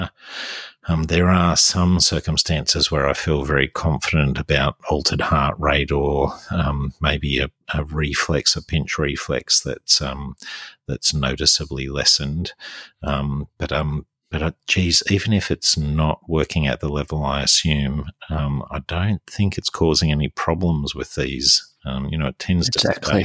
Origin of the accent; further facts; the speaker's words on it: Sydney, New South Wales, Australia; now in Newcastle, Australia; here in Newcastle and when I was growing up in Sydney